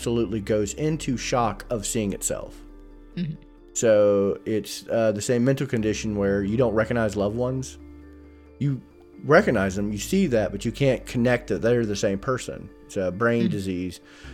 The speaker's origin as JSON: {"language": "English", "region": "North Carolina", "country": "United States", "said": "I'm an idiot from North Carolina."}